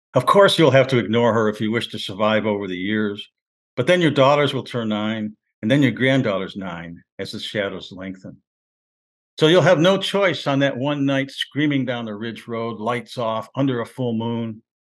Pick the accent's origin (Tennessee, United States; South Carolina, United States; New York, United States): New York, United States; Rochester; moved away as an adult; also born or lived in Cleveland; I'm from Rochester, New York, and we used to go, I used to go back home from Cleveland when I went to school. And I'd bump into guys I went to high school